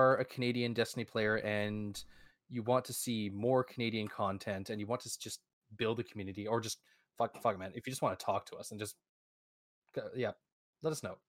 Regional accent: England, United Kingdom; I'm English, so I'm allowed to rag on them.

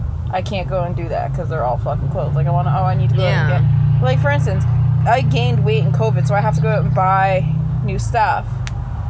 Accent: Canada

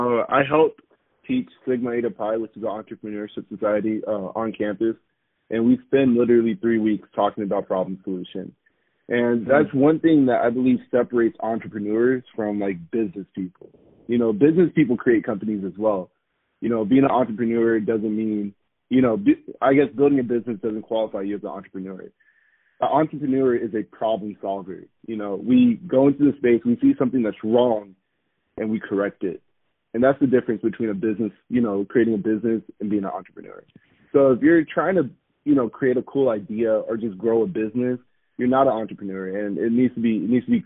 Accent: Japan; also born or lived in South Korea / Okinawa, Japan; So I grew up in Japan and Korea, for most of my, you know, growth stages, I would say, from 8 years old to 17. And I guess just growing up overseas really showed me what community really is.

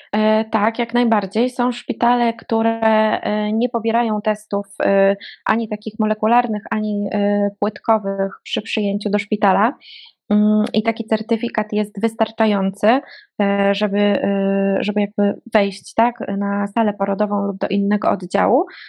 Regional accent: Łódź, Łódź Voivodeship, Poland; moved away as an adult; now in Warsaw, Poland; ja pochodzę z Łodzi

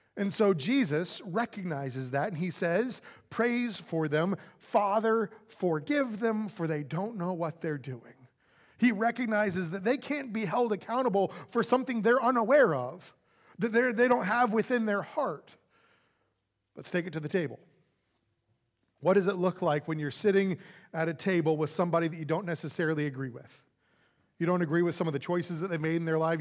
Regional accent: Florida, United States; moved away as an adult; also born or lived in California / Saint Louis, Missouri; now in Texas, United States; growing up in Florida with a very southern family

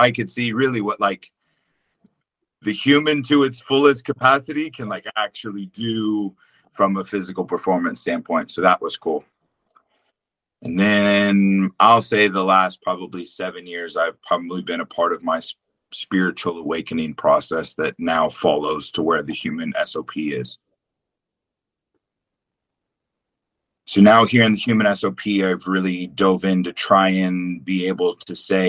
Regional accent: Texas, United States; growing up in Texas

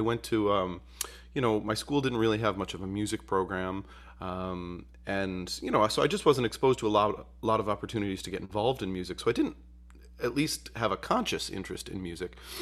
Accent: Utica, New York, United States; I grew up in Utica, New York

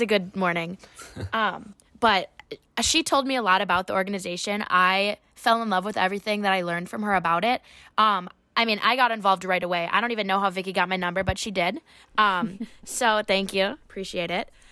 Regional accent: Waunakee, Wisconsin, United States; now in Madison, United States; I am from Wanakee, Wisconsin, in high school, um, which is just fifteen minutes away from here

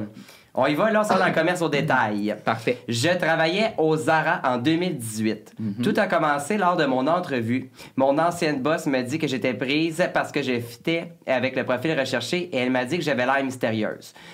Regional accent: Lanaudière, Quebec, Canada; on vient toutes de, de la Naudière

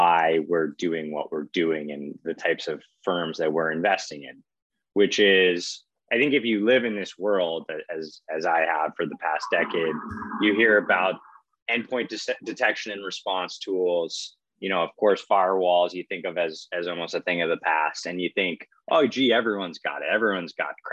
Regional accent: Boston, Massachusetts, United States; Johnny and I grew up in Boston together

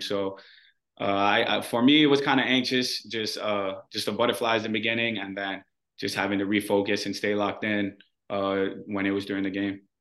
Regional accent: Hawaii, United States; moved away as an adult; the people who are born and raised in Hawaii

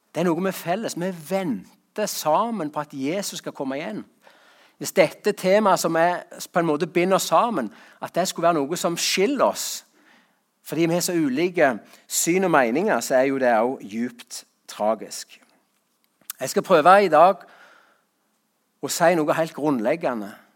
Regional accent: Rogaland, Norway; på gården hjemme på Salte

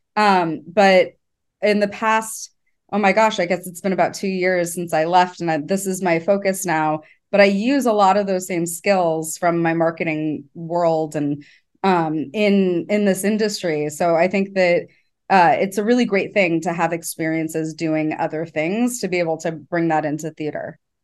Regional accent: Los Angeles, California, United States; I grew up around creatives. I'm from Los Angeles

